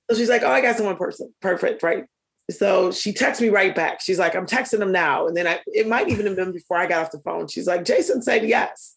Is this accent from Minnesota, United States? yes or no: yes; Minneapolis, Minnesota, United States; I grew up in North Minneapolis